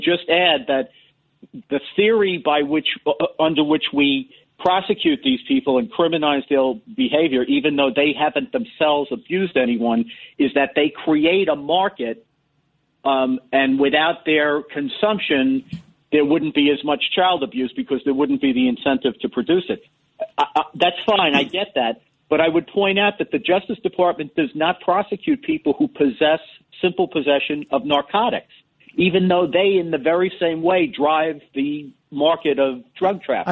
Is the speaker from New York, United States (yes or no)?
yes; New York City, New York, United States; I'm from Parkchester.